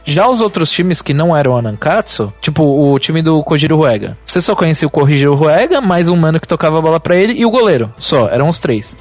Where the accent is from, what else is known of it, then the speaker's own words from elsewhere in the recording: Brazil; A gente é brasileiro